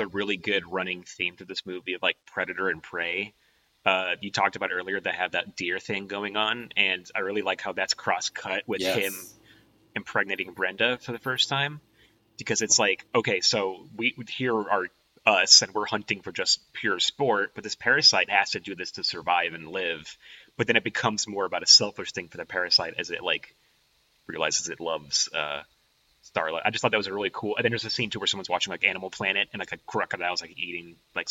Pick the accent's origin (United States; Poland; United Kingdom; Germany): United States; Los Angeles, California; I'm from Los Angeles. I'm an LA guy through and through.